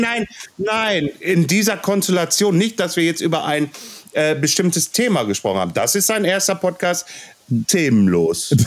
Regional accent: Ruhr area, North Rhine-Westphalia, Germany; accent: Ruhrpott; wenn ich zu viel Ruhrpott quatsche, dann quatsche ich halt Ruhrpott, weil ich bin aus dem Ruhrpott.

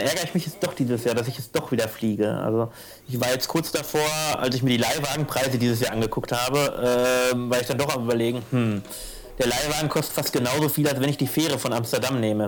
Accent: Ruhr area, North Rhine-Westphalia, Germany; born or raised there; moved away

